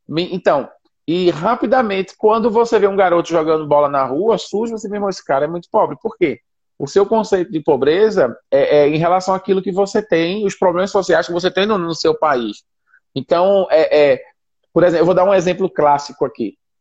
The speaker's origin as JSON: {"language": "Portuguese", "town": "Recife", "region": "Pernambuco", "country": "Brazil", "moved": "as an adult", "lives_now": "Senegal", "said": "sou de Recife"}